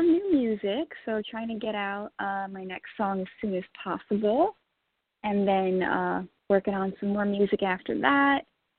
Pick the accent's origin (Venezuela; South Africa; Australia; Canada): Venezuela; English is a second language; moved away as an adult; also born or lived in Tennessee / Hollywood; now in United States; I'm originally from Venezuela. I came here in 2011 to go to MI, Musicians Institute in Hollywood.